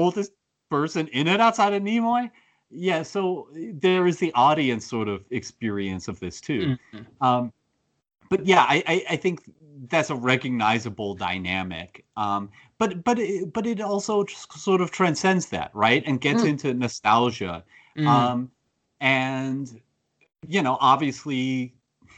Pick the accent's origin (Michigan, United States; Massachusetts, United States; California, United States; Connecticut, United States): California, United States; Pasadena; I grew up partially in Pasadena